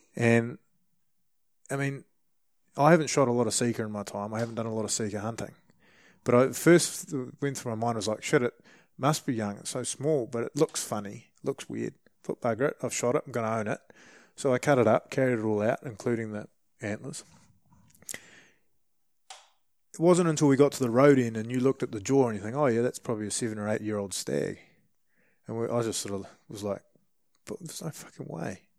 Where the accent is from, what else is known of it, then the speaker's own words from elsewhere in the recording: New Zealand; as a Kiwi